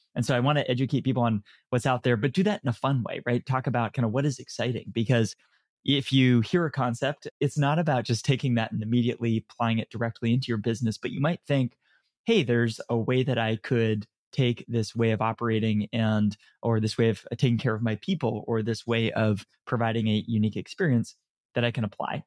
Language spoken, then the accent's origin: English; San Francisco, California, United States; also born or lived in Canada / Dublin, Ireland; I was born in Canada, moved to San Francisco when I was very, very young. Grew up here as, when I was young